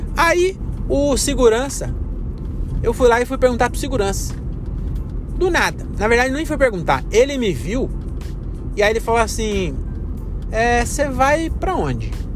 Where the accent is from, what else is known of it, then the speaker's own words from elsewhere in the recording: Brazil; Nós somos brasileiros